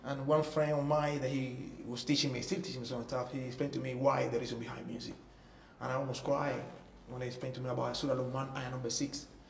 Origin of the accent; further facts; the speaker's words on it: Cuba; English is a second language; moved away as an adult; also born or lived in Toronto, Canada / Vancouver, Canada / Singapore; I came from Cuba to Toronto. Toronto, we moved. I moved to Vancouver.